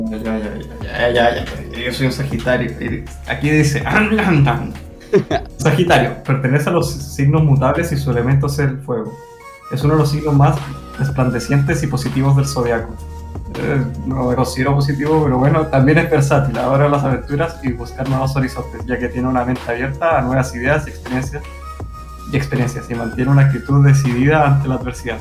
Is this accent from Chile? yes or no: yes; Chile; born or raised there; moved away